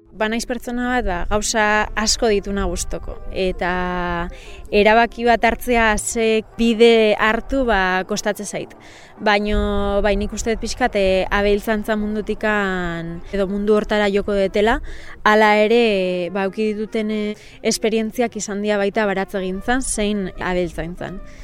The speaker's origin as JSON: {"language": "Basque", "town": "Deba", "region": "Basque Country", "country": "Spain", "tie": "born or raised there", "also_born_or_lived": "Bilbao", "said": "Ni ezi eta hasi deban herrian bertan inintzen"}